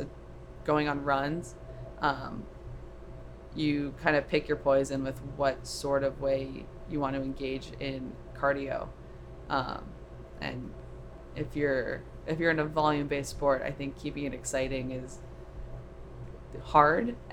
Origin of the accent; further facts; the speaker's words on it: Orlando, Florida, United States; moved away; also born or lived in California / Boston; I grew up in Florida in Orlando and then went out to California and got to Boston